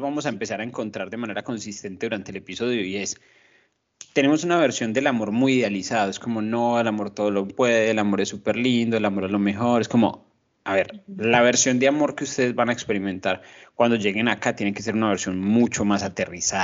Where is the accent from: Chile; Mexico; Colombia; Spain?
Colombia; moved away; nosotros como colombianos